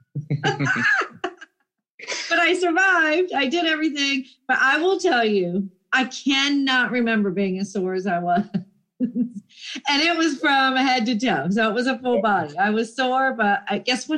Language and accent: English; Jacksonville, Florida, United States; I'm from Jacksonville, Florida